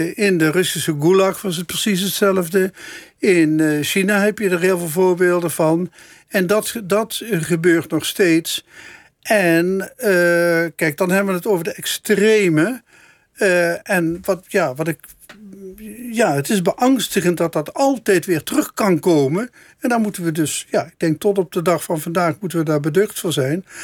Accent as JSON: {"language": "Dutch", "town": "Meijel", "region": "Limburg", "country": "Netherlands", "said": "Ik kom uit Meijel, maar mijn ouders komen wel ietsje verder uit Limburg, dus uit Helden"}